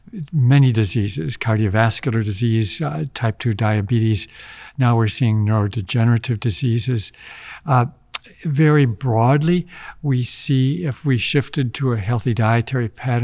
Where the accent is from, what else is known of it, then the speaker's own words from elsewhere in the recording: Midwest, United States; I grew up in the Midwest, and we were told that you had to have 3 or 4 servings of dairy a day.